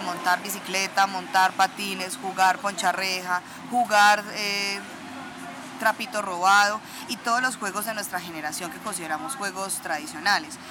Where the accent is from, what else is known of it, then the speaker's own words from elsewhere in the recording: Chinchiná, Caldas, Colombia; also born or lived in Pereira / Manizales; Yo nací en Pereira, pero a los tres meses de haber nacido, mi mamá se fue a vivir a Chinchina Caldas y desde ahí toda mi vida, a excepción de cinco años que estuve acá eh, viviendo en Marisales por la universidad, he vivido en Chinchina